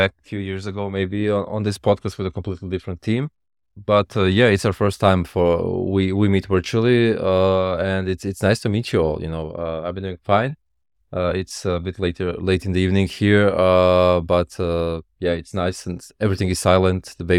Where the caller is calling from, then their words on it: Croatia; Yeah, I'm in Croatia, Europe.